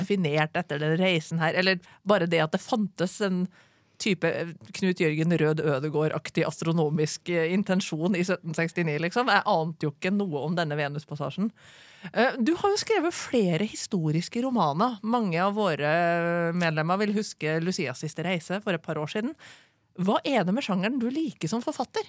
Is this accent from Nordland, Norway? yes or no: no; Trondheim, Trøndelag, Norway; jeg er født og oppvokst i Trondheim.